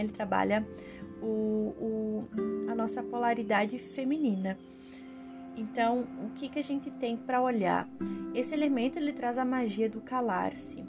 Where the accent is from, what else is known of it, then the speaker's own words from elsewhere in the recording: Rio Grande do Sul, Brazil; eu sou gaúcha